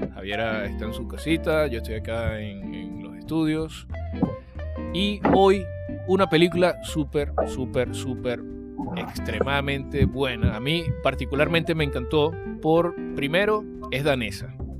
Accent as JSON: {"language": "Spanish", "country": "Venezuela", "moved": "yes", "lives_now": "Chile", "said": "en mi país"}